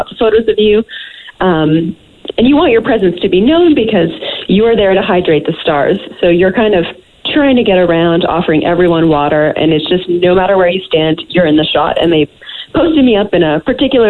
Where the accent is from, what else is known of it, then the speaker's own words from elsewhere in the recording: Toronto, Ontario, Canada; moved away as an adult; now in Los Angeles, United States; grew up my whole life in Toronto